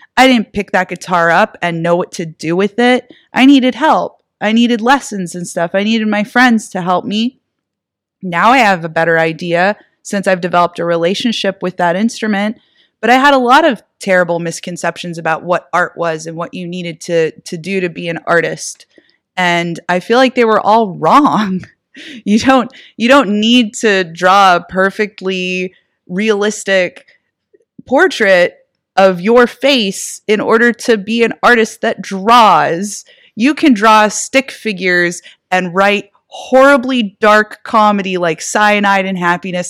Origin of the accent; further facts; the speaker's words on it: Erie, Pennsylvania, United States; my hometown, Erie, Pennsylvania